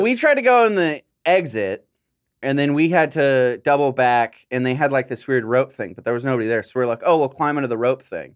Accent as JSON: {"language": "English", "town": "San Diego", "region": "California", "country": "United States", "moved": "yes", "lives_now": "Los Angeles, United States", "said": "I'm from SoCal"}